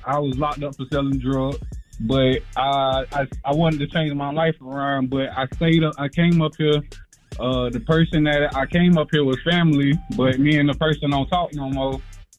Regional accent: Aiken, South Carolina, United States; I'm from South Carolina, too, man.

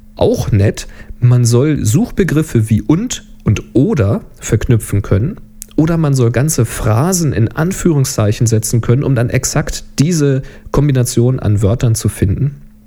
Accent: Germany; bei uns in Deutschland

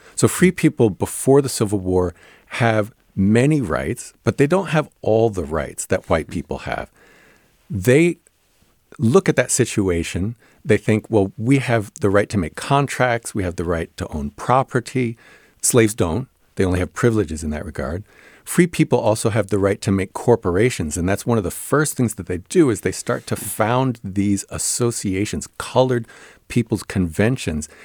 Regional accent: New Jersey, United States; I grew up in New Jersey

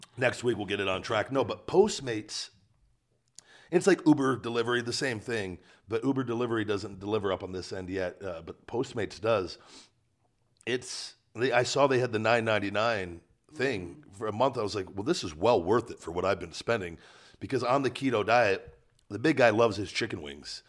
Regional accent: Las Vegas, Nevada, United States; born or raised there

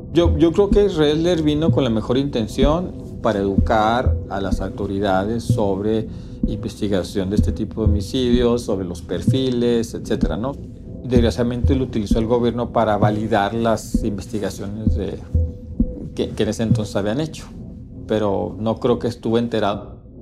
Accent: Ciudad Juárez, Chihuahua, Mexico; yo soy de aquí, yo soy originario de, Ciudad Juárez

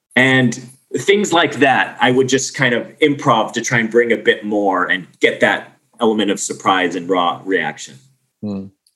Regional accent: Arizona, United States; I grew up on Arizona in the desert. We don't have any whales in Arizona.

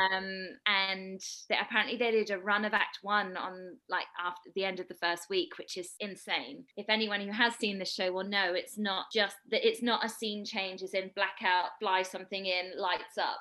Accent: United Kingdom; I'm British, as you might be able to hear

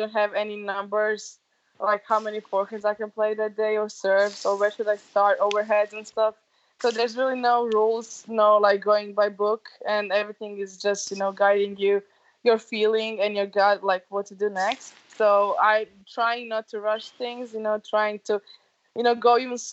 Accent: Dubrovnik, Dubrovnik-Neretva County, Croatia; my hometown, Dubrovnik.

